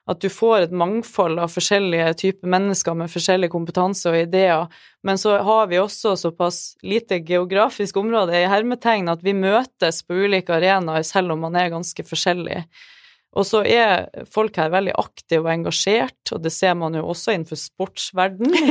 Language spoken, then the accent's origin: Norwegian; Trøndelag, Norway; Så jeg, jeg, ja, jeg er trønder